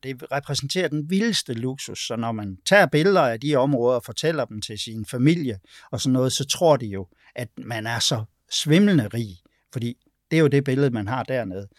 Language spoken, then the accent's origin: Danish; Denmark; vi er vokset op i et sæt danske kulturelle sko